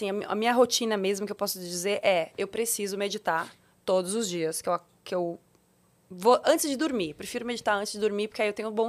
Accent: Curitiba, Paraná, Brazil; Eu nasci em Curitiba.

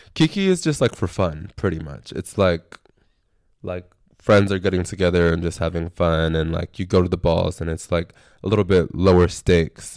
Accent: San Antonio, Texas, United States; now in Austin, United States; I'm from San Antonio

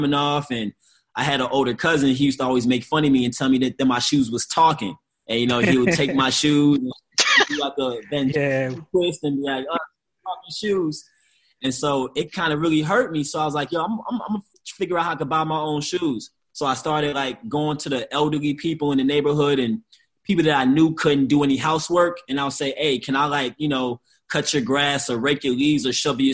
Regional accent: St. Louis, Missouri, United States; also born or lived in Chicago, Illinois; I was born and raised in St. Louis, Missouri. Grew up between St. Louis and Chicago.

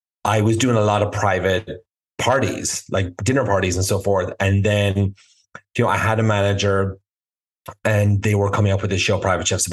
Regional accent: Ireland; moved away; I grew up in Ireland, you know, born and raised in a small town called Nina.

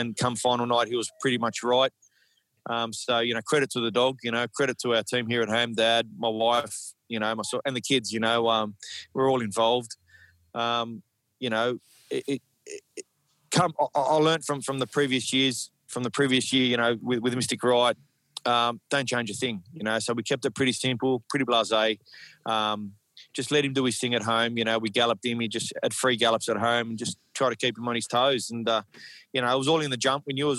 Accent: Sydney, New South Wales, Australia; moved away as an adult; also born or lived in Dubai; born and bred in Redfern

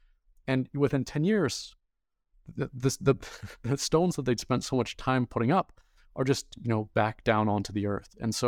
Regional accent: Lethbridge, Alberta, Canada; born there; also born or lived in United States; So I was born in Lethbridge, Alberta, and then spent much of my early life crisscrossing the Canada-US border.

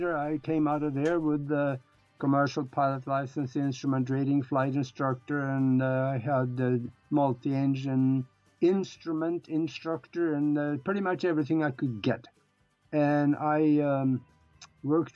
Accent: Norway; first language Norwegian; English is a second language; moved away as an adult; now in United States; I was born and raised in Europe, in Northern Europe, up in Norway. And I grew up on a farm

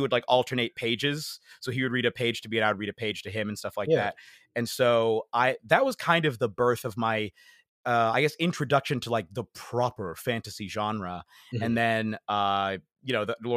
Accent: United States; now in London, United Kingdom; I was born in the United States

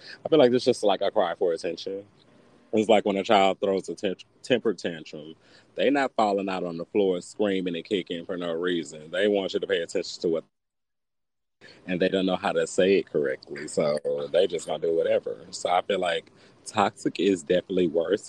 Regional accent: the South, United States; growing up in the South

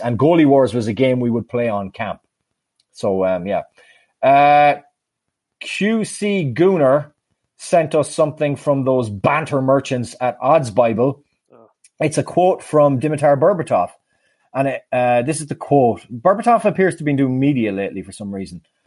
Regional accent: Sligo, Connacht, Ireland; my hometown team, Sligo Rovers

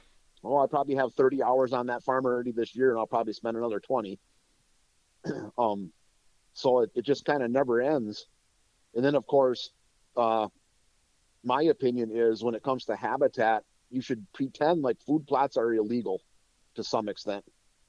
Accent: Wisconsin, United States; Let's say you had 40 acres and I'm from North Central Wisconsin. So where I used to live, the paper industry was huge.

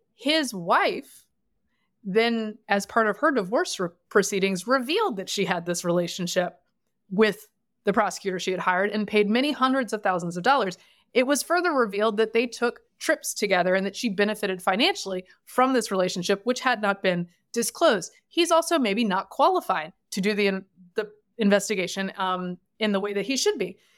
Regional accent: the South, United States; I am from the South

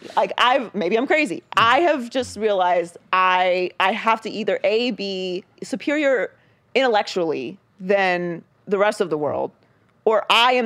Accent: Pittsburgh, Pennsylvania, United States; I grew up obviously in Pittsburgh

